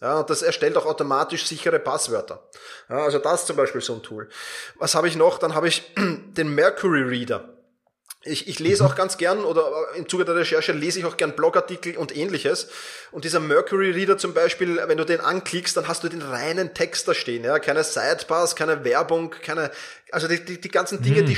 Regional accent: Vienna, Austria; wir kommen zwar beide aus Wien

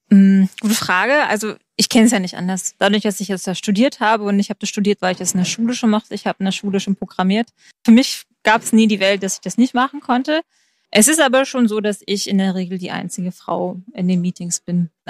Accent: Baden-Württemberg, Germany; Man muss dazu sagen, ich komme aus dem Schwarzwald

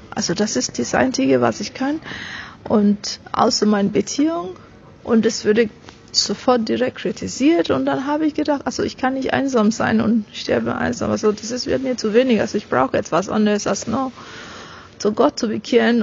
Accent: Nigeria; German is a second language; moved away as an adult; now in Germany; ich bin eine reine, meines Wissens reine Nigerianerin. Ich bin aus Nigeria meine Eltern sind aus Nigeria.

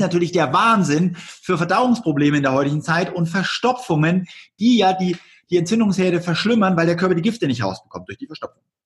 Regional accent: East Germany, Germany; ich komme aus der DDR.

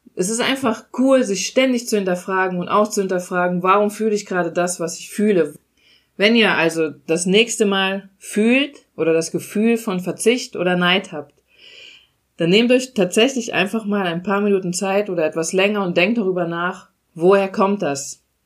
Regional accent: Germany; bei uns in Deutschland

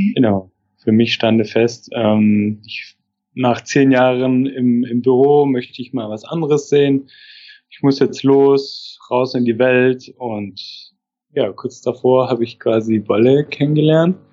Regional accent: Stuttgart area, Baden-Württemberg, Germany; now in Rostock, Germany; ich komme aus der Ecke von Stuttgart

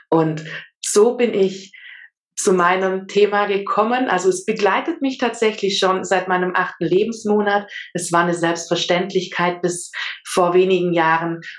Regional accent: Auletta, Campania, Italy; German is a second language; now in Germany; ich lebe in Süddeutschland in der Nähe vom Bodensee. Ursprünglich komme ich allerdings aus Süditalien, um genau zu sein, aus Auletta. Das ist ein kleines Dörfchen.

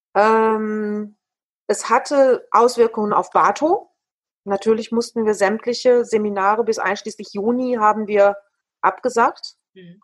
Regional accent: Ruhr area, North Rhine-Westphalia, Germany; Ich bin ja ein Kind des Ruhrgebietes. Vielleicht sind wir Potties auch einfach anders

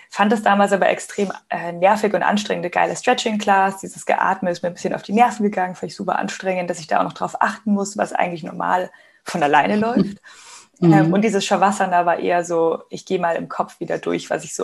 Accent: Munich, Bavaria, Germany; Ich bin gerade in München. Das ist meine Heimat, mein Zuhause, wo ich aufgewachsen bin und auch lebe.

